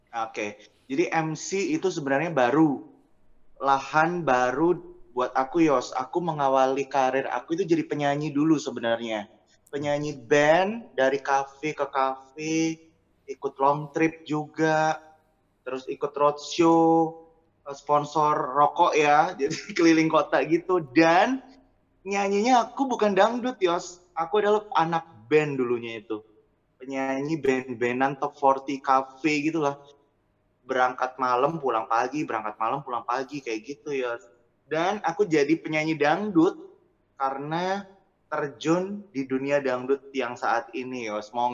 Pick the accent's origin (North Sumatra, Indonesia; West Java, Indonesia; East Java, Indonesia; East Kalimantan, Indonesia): East Java, Indonesia; Jember; now in Surabaya, Indonesia; Dari Jember yang hijrah ke Surabaya